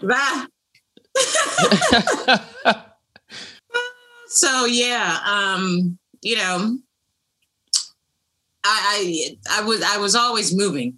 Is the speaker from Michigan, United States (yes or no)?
no; Los Angeles, California, United States; I'm growing up in the San Fernando Valley